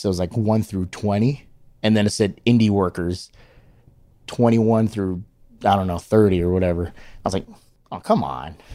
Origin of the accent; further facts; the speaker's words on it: Hawaii, United States; I'm, I'm from Hawaii